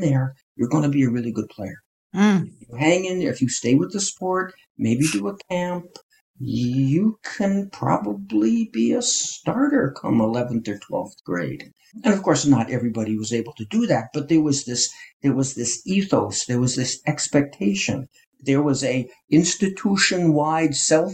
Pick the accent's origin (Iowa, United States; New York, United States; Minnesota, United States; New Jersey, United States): New Jersey, United States; northern; I grew up in northern New Jersey in a suburb